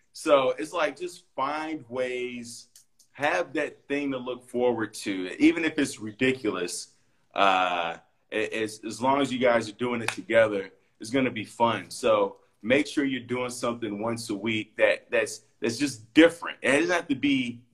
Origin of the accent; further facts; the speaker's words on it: Chicago, Illinois, United States; I'm from Chicago, but my mom's from Belize, and I would go every summer